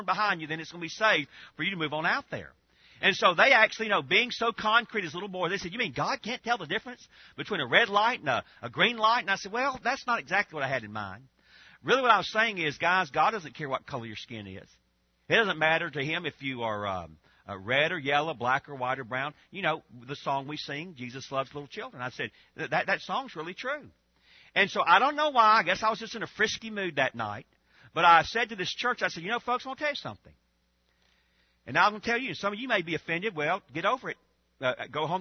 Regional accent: Georgia, United States; I grew up in Georgia.

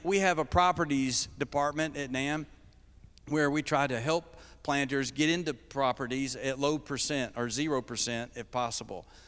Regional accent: Kentucky, United States; I'm, I'm from Kentucky.

